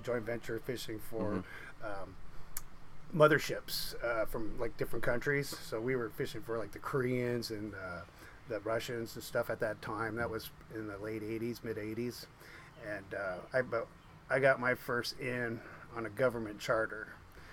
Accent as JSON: {"language": "English", "town": "Seattle", "region": "Washington", "country": "United States", "tie": "born or raised there", "said": "I was born in Seattle. My mom and dad migrated from Norway."}